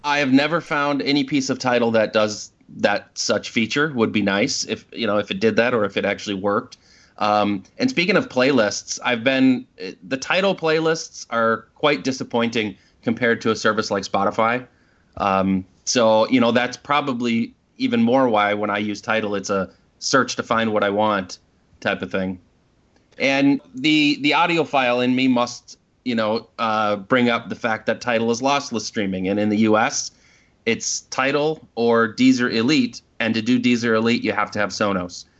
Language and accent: English; Minneapolis, Minnesota, United States; we're from Minneapolis, so we went out to Boston